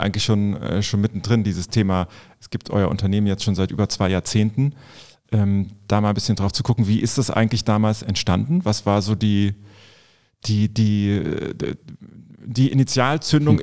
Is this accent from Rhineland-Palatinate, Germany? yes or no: yes; Vulkaneifel, Rhineland-Palatinate, Germany; moved away as an adult; now in Cologne, Germany; ich komme selber gebürtig aus der Vulkaneifel. Und äh, da ist man eigentlich froh, wenn man dann äh, irgendwann volljährig ist, dass man da wegkommt